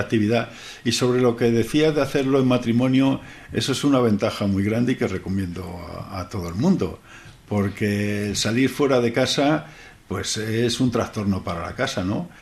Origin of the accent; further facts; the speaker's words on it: Toledo, Castilla-La Mancha, Spain; Somos de Toledo, y pasó en Toledo y llevamos toda la vida prácticamente